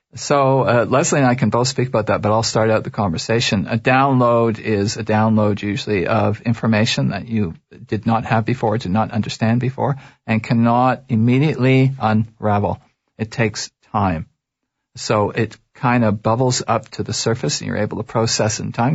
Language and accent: English; Toronto, Ontario, Canada; I was raised in Toronto.